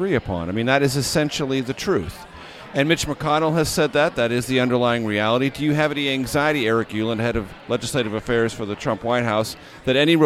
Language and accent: English; San Diego, California, United States; I'm a Caucasian from San Diego